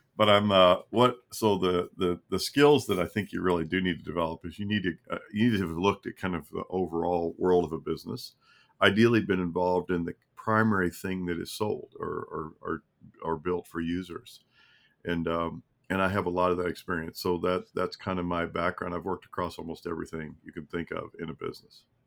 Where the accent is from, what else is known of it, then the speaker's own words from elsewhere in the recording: Kentucky, United States; moved away as an adult; also born or lived in Arkansas; I'm from Kentucky. I grew up there